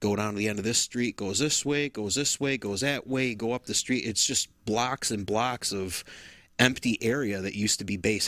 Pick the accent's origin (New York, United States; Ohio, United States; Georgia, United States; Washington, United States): New York, United States; Rome; growing up in Rome all those years